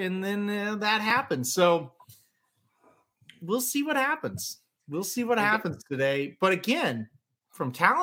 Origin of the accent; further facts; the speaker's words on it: Midwest, United States; I'm from the Midwest